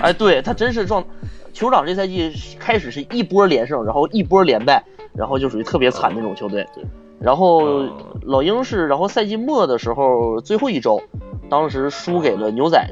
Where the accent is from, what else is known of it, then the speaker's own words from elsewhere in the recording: Harbin, Heilongjiang, China; 我是哈尔滨人